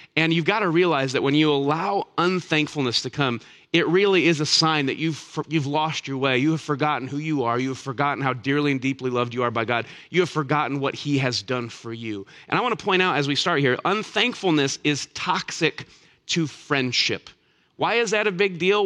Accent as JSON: {"language": "English", "town": "Elkhart", "region": "Indiana", "country": "United States", "tie": "born or raised there", "said": "I grew up on the north side of Elkhart."}